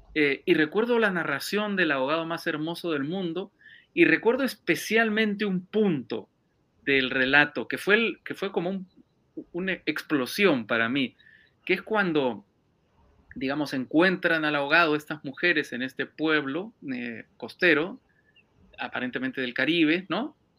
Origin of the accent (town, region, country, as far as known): Peru; moved away as an adult; now in Madrid, Spain